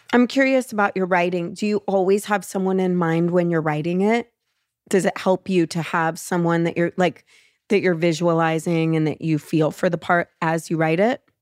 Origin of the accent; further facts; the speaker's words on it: Los Angeles, California, United States; growing up in L